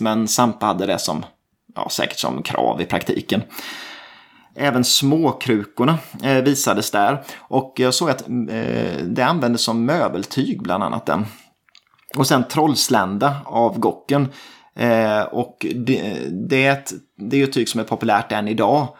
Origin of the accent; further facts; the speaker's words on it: Småland, Sweden; det känner vi ju till här som smålänningar